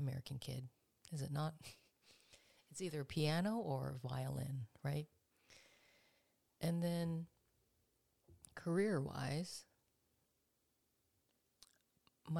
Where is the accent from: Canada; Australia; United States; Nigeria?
Canada; first language English; I was born in Canada. My parents immigrated from Korea. And growing up here